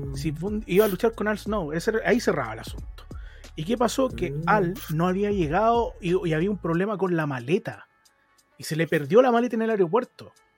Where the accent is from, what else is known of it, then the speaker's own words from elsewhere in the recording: Chile; nosotros como chilenos